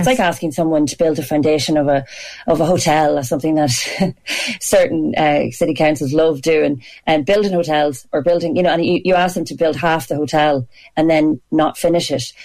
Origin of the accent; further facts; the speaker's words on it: Ireland; we're so proud to be Irish and I'm really proud to be Irish